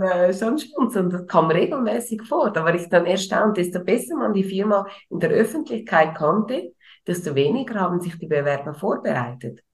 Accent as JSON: {"language": "German", "country": "Switzerland", "said": "bei uns in der Schweiz"}